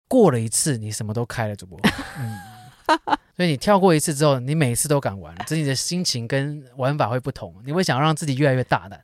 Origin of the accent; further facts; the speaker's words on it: Taipei, Taiwan; 就像我们台北人周末去淡水的感觉